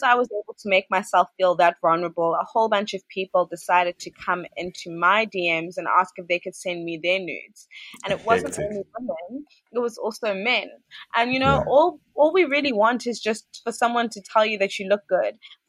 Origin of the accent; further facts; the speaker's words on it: South Africa; moved away as an adult; now in Ghana; it's not the first time I've lived outside of South Africa